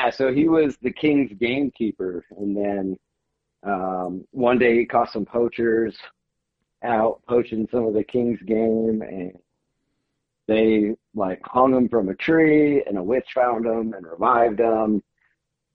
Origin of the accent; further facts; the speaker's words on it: upstate New York, United States; moved away as an adult; I grew up in upstate New York.